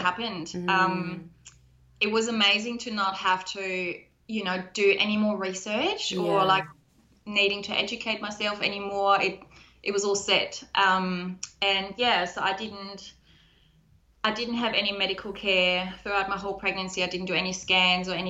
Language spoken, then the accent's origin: English; Germany; moved away; I'm originally from Germany